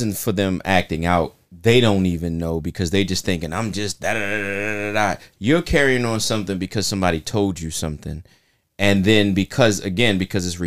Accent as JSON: {"language": "English", "town": "Baltimore", "region": "Maryland", "country": "United States", "tie": "born or raised there", "said": "me growing up in South Baltimore"}